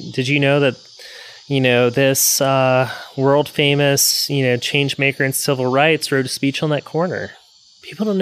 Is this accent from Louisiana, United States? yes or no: yes; South Louisiana, United States; moved away as an adult; also born or lived in Chattanooga / Austin; now in Baton Rouge, United States; I'm from South Louisiana and from Louisiana in general